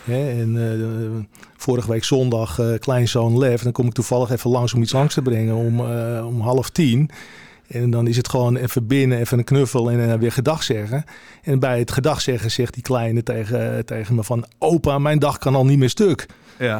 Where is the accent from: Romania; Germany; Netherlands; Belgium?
Netherlands; Heiloo, North Holland; geboren in Heilo op de, op de boswinden